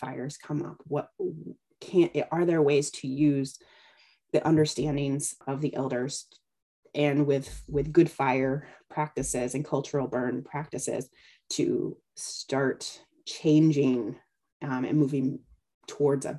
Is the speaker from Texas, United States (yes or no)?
no; Southern California, United States; I grew up in Southern California as well.